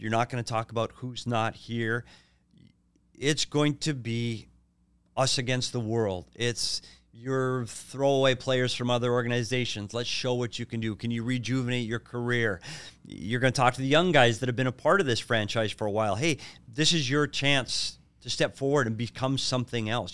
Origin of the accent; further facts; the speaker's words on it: Minnesota, United States; now in Arizona, United States; I'm still a Minnesota kid, so I'm gonna root for my hometown teams